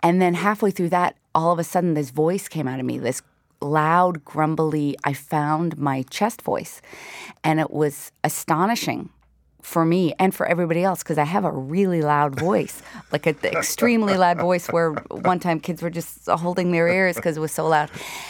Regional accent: Wabush, Newfoundland and Labrador, Canada; Well, it's interesting because we grew up in Wabush. So at that time, it was a real iron ore mining town.

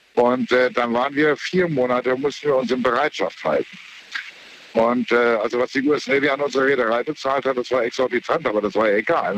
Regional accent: Lübeck, Schleswig-Holstein, Germany; now in Saarbrücken, Germany; ursprünglich aus Lübeck

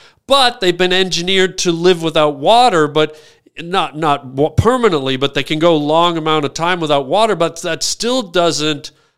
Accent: Toronto, Ontario, Canada; I grew up in Toronto

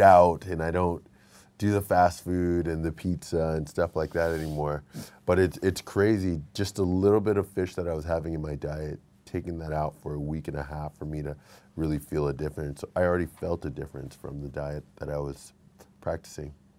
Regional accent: Texas, United States; I'm from Texas

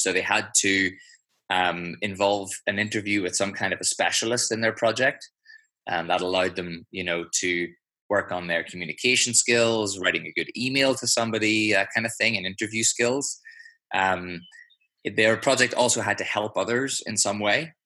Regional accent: just outside of Belfast, Northern Ireland, United Kingdom; accent: Irish; also born or lived in London; now in Switzerland; grew up uh, just outside of Belfast

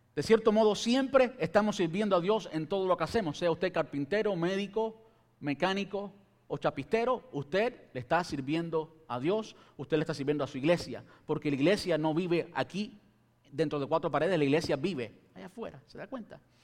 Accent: Cuba; este cubano

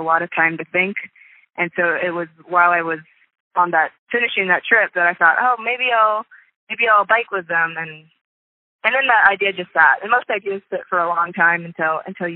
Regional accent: Kansas City, United States; moved away as an adult; also born or lived in California; I grew up in the suburbs of Kansas City

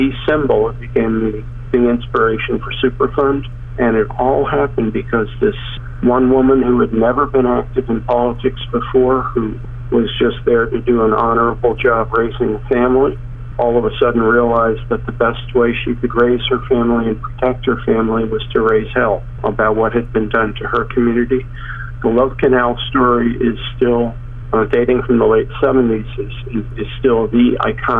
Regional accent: northern New Jersey, United States; I grew up in the northern part of Jersey next to the Hackensack Meadowlands

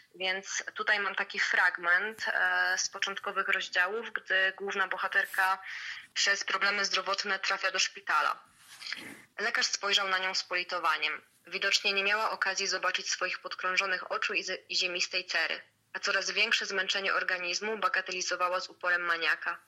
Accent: Łęczyca, Łódź Voivodeship, Poland; pochodzę z Łęczycy, która jest małym miastem

